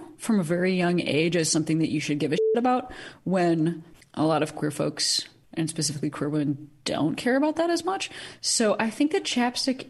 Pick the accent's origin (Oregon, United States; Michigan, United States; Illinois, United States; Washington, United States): Illinois, United States; Chicago; moved away as an adult; now in Los Angeles, United States; I'm not from Illinois. I'm from Chicago.